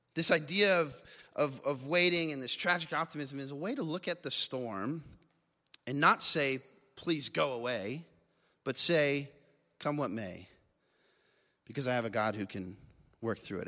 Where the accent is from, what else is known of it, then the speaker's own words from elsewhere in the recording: Las Vegas, Nevada, United States; I grew up in Vegas